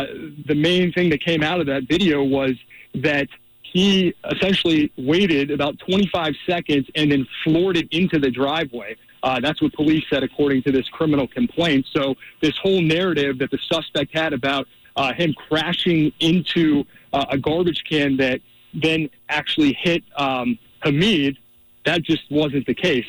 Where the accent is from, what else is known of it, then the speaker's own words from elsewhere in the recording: East Cobb, Georgia, United States; I grew up in East Cobb, so I actually went to high school with his daughter.